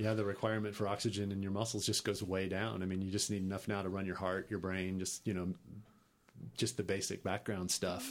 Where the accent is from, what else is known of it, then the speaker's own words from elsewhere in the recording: Texas, United States; also born or lived in New York / Los Angeles; I grew up in Texas